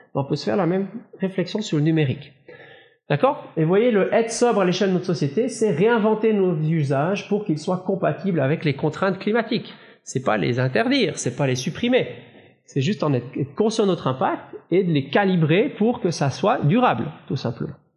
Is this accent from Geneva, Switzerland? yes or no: no; Valais, Switzerland; Moi, je suis valaisan